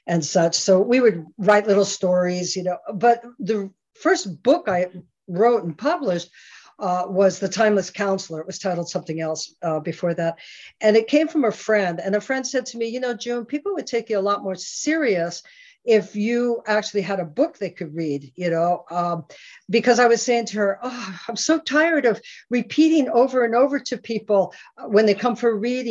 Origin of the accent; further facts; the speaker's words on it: Scotland, United Kingdom; now in United States; I'm Scottish, I'm an immigrant to the United States